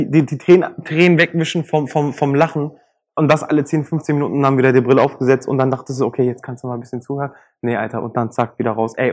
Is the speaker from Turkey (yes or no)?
yes; Turkey; für mich einfach als Türke, der einen anderen Türken dann auch kennt vom Namen her